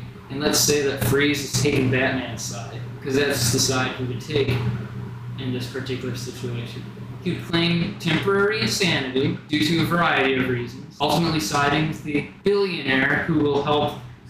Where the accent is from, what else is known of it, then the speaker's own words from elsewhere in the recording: Alaska, United States; I'm from Alaska. We're all about freeze. We love freezing things here.